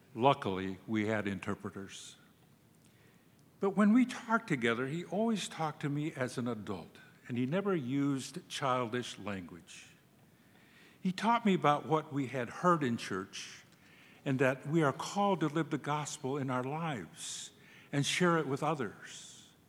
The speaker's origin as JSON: {"language": "English", "town": "Cochiti Pueblo", "region": "New Mexico", "country": "United States", "tie": "born or raised there", "also_born_or_lived": "Santa Fe", "second_language": "English", "said": "I'm from the Cochitipueblo tribe in New Mexico. I was raised on the reservation by my grandfather"}